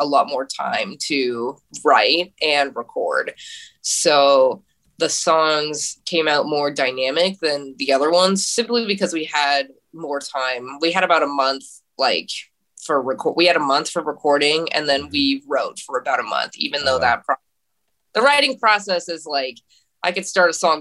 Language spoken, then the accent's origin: English; Sacramento, California, United States; moved away as an adult; now in San Francisco, United States; we're from Sacramento